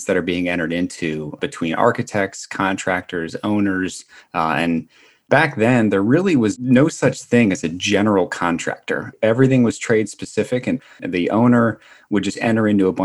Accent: Atlantic City, New Jersey, United States; moved away as an adult; also born or lived in upstate New York / Washington, District of Columbia, United States; I was born and raised in Atlantic City, New Jersey

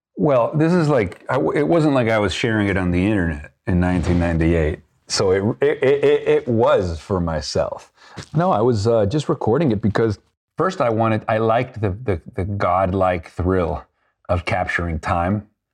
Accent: Venezuela; growing up in Venezuela and being part of a wealthy family in Venezuela

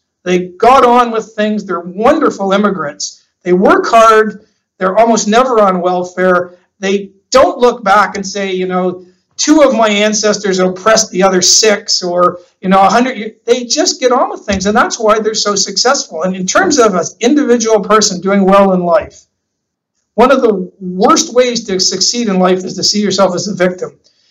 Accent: Canada; moved away as an adult; now in Australia; I'm Canadian

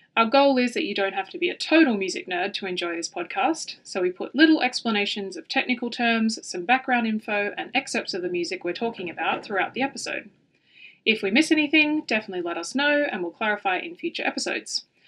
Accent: Darwin, Northern Territory, Australia; also born or lived in Melbourne, Australia; now in The Hague, Netherlands; from Darwin

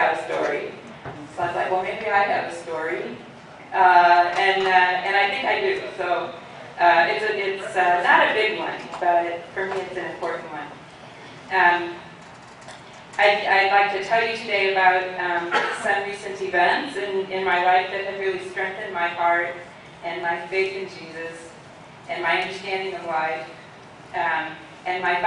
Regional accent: St. Louis, Missouri, United States; I was born and raised in St. Louis

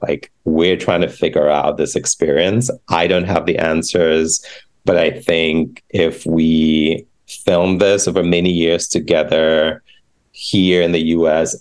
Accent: Ghana; moved away; the queer community in Ghana, my home country

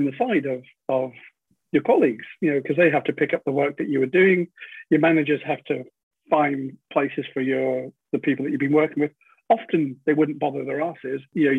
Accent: United Kingdom; Being British, people don't want to know other people's business.

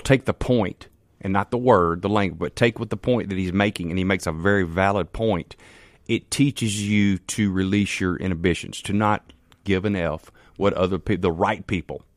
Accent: Canton, Mississippi, United States; I'm from Canton, Mississippi.

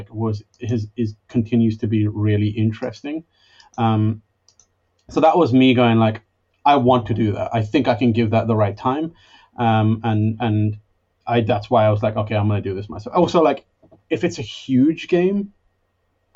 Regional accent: London, United Kingdom; moved away; I'm from London

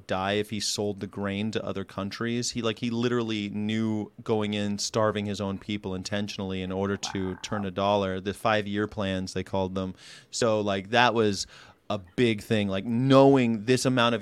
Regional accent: United States; I'm American.

